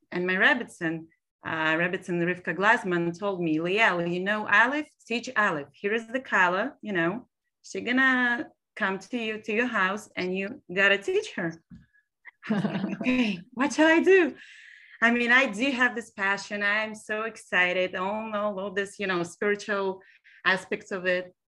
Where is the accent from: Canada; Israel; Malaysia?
Israel; English is a second language; moved away as an adult; also born or lived in Almaty, Kazakhstan; now in Brooklyn, United States; I was raised in actually Israel. I was born in Almaty, Kazakhstan